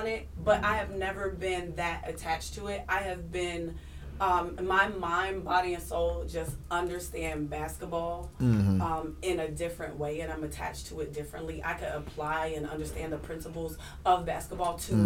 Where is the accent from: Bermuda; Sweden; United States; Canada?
United States; Pittsburgh, Pennsylvania; now in New York, United States; I'm from Pittsburgh